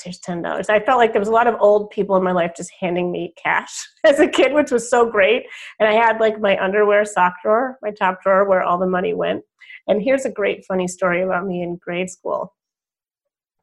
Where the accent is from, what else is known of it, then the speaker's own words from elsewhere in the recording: Wilmette, Illinois, United States; also born or lived in Evanston, Illinois; I was born in Evanston, Illinois, northwestern town, and moved to Wilmette, Illinois when I was 5